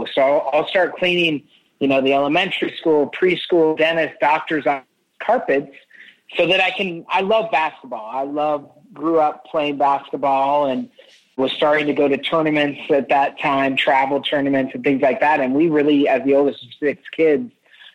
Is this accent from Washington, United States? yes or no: yes; Spokane, Washington, United States; I grew up in Spokane, Washington.